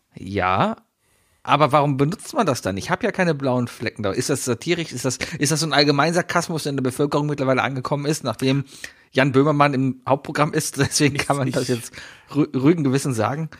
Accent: Germany; als Deutsche

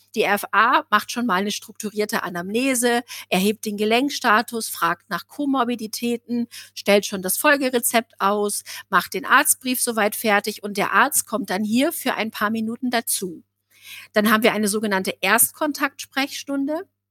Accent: Osnabrück, Lower Saxony, Germany; Bei uns in Osnabrück

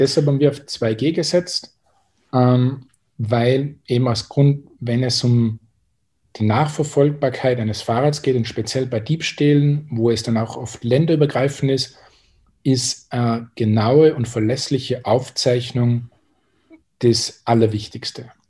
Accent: Austria; accent: Austrian; also born or lived in Salzburg / Tyrol; von meiner Aussprache erkennt man wahrscheinlich schon, dass ich Österreicher bin und auch aus, dem, aus Salzburg und Tirol komme.

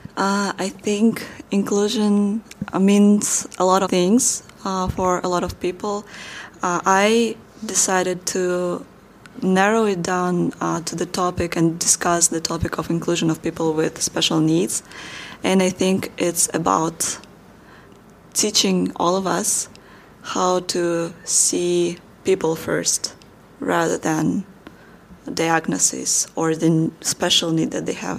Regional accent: Kazakhstan; moved away as an adult; my hometown, my home country

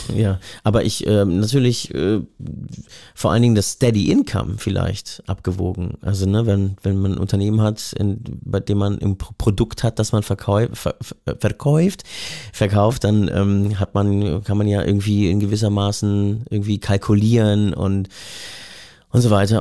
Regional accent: Berlin, Germany; als Westdeutscher, Westberliner, Hipster

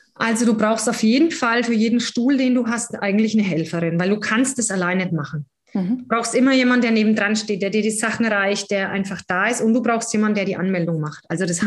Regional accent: near Würzburg, Bavaria, Germany; also born or lived in Berlin / Gießen; ich komme aus der Nähe von Würzburg.

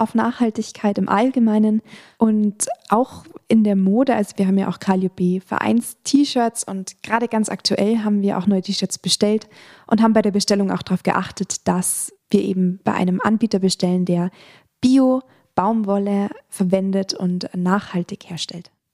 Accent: Attenkirchen, Bavaria, Germany; Ich komme aus der Nähe von Freising, ich komme aus dem Dorf Attenkirchen

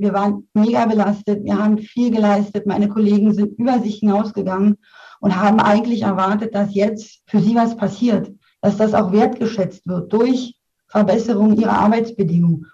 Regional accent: Berlin, Germany

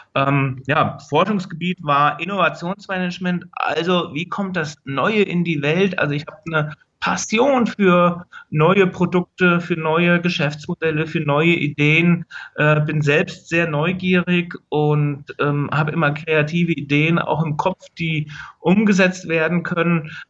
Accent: Linden, Hesse, Germany; now in Berlin, Germany; aufgewachsen bin ich in Linden. Das ist ein kleines Dorf, eine kleine Stadt in der Nähe von Gießen

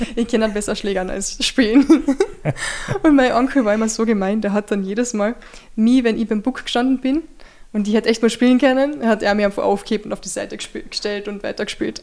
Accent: Zwickenberg, Carinthia, Austria; ich bin am Berg aufgewachsen, gell? Zwickimberg

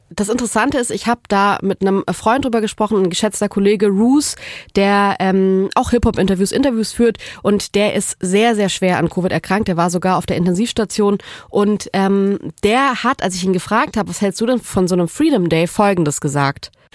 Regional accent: Southern Germany, Germany; now in Berlin, Germany; ich komme aus Süddeutschland, bei uns gibt's die Kehrwoche.

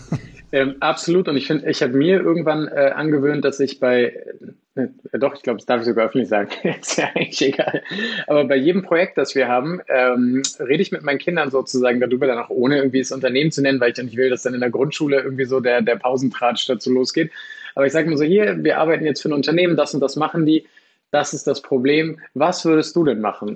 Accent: Lower Saxony, Germany; also born or lived in Australia; Ich komme aus dem, äh, aus dem schönen Niedersachsen

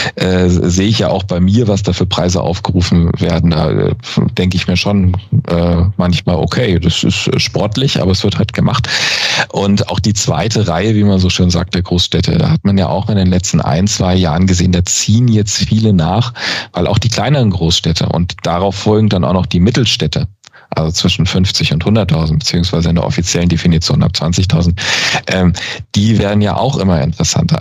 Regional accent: Nuremberg, Bavaria, Germany; als Nürnberger könnte man es mir übel nehmen

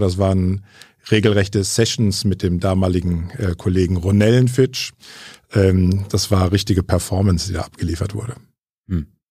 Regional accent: Bonn, North Rhine-Westphalia, Germany; also born or lived in Franconia; Gebürtiger Franke, aber in Bonn aufgewachsen

